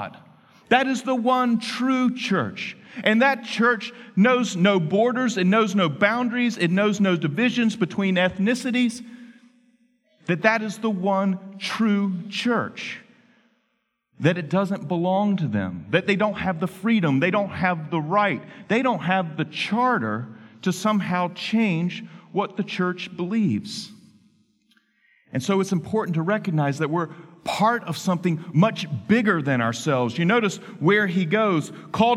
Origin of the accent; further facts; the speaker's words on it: Henderson, North Carolina, United States; my hometown in Henderson, North Carolina